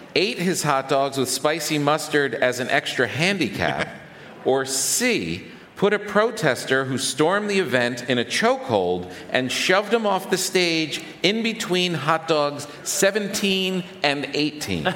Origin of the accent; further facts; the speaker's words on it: New York City, New York, United States; as a New Yorker